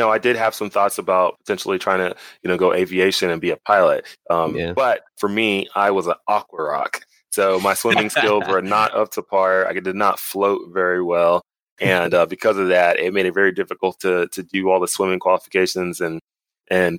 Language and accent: English; Dallas, Texas, United States; moved away as an adult; originally I'm from Dallas, Texas. I grew up there pretty much my whole life